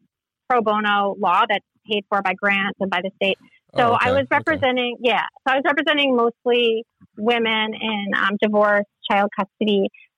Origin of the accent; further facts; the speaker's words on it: New Jersey, United States; moved away as an adult; also born or lived in Minneapolis, Minnesota; now in Philadelphia, United States; I've been in Philly for a while. But yeah, I grew up in New Jersey.